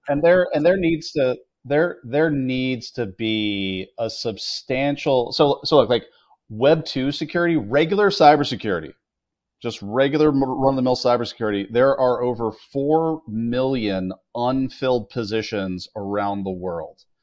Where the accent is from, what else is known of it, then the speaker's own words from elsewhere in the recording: United States; as an American